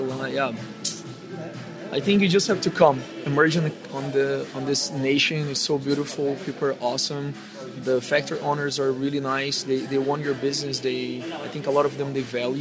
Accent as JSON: {"language": "English", "country": "Brazil", "moved": "yes", "said": "I'm from Brazil"}